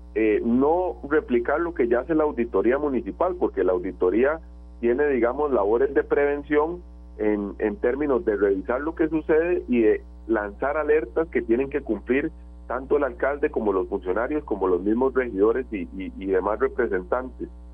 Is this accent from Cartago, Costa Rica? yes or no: no; San José, Costa Rica; soy vecino de Zapote de toda la vida